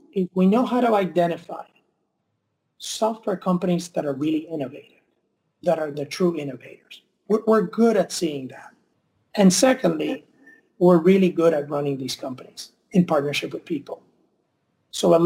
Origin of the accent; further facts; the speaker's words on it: Mayagüez, Puerto Rico; moved away; I grew up in Mayagüez